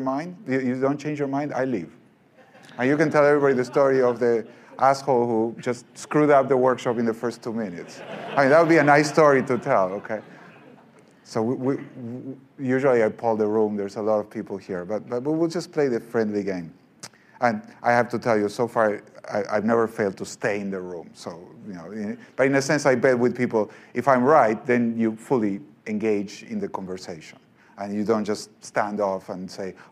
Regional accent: Argentina; moved away; I'm from Argentina

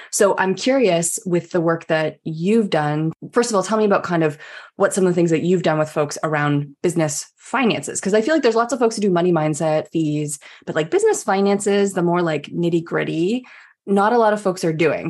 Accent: Canada; I'm Canadian

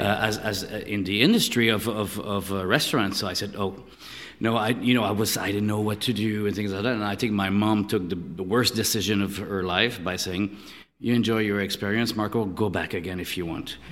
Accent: Canada; moved away as an adult; also born or lived in Montreal; now in Paris, France; born and raised in Canada

